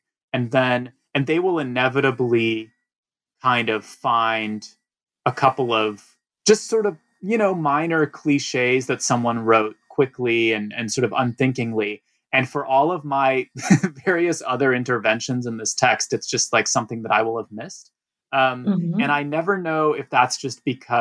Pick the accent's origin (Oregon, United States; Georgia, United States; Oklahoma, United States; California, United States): Georgia, United States; Atlanta; English is a second language; moved away as an adult; also born or lived in Russia / New York; I grew up in Atlanta and then basically, you know, came to New York for college